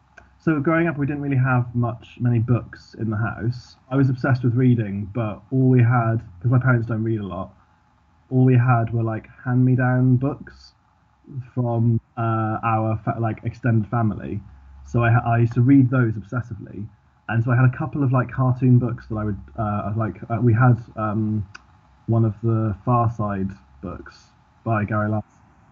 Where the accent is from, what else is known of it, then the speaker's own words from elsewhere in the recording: Swansea, Wales, United Kingdom; now in London, United Kingdom; So, I currently live in London in the UK. When I grew up in Swansea in South Wales. Swansea is, I don't have a Welsh accent. Apart from that, I'm like fully Welsh, but no one ever assumes that because...